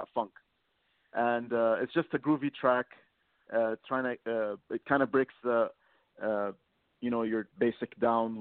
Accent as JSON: {"language": "English", "country": "Lebanon", "moved": "yes", "lives_now": "Kuwait", "said": "I'm from Lebanon, and I currently live in Kuwait"}